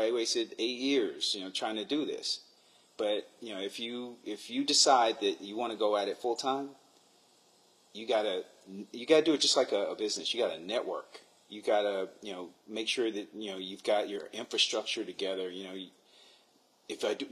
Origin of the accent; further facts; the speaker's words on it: New York, United States; I'm from New York